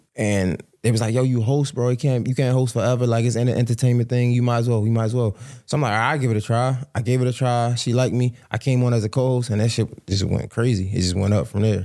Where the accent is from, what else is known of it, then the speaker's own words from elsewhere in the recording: Baltimore, Maryland, United States; I'm from Baltimore